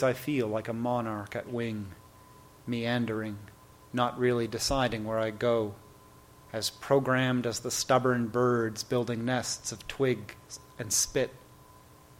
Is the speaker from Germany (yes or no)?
no; Toronto, Ontario, Canada; moved away as an adult; now in United States; I have grew up in Toronto and have been living in the United States for 14 years now